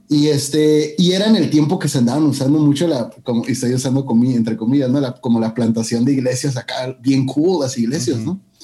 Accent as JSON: {"language": "Spanish", "town": "Mexicali", "region": "Baja California", "country": "Mexico", "also_born_or_lived": "Calexico", "moved": "as an adult", "lives_now": "San Antonio, United States", "said": "Como decimos en Mexicali, mi tierra, chilo."}